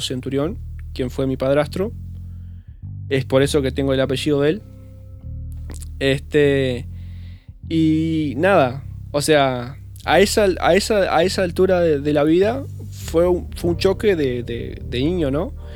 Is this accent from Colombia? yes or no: no; Uruguay; also born or lived in Bella Unión, Uruguay; fue en Yum donde más o menos empiezo a tener un poco de conciencia o los recuerdos